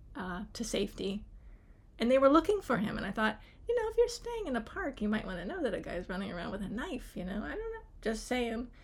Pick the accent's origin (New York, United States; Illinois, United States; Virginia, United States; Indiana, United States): Virginia, United States; Charlottesville; I grew up here in Charlottesville, so very close to Shenandoah mm. National Park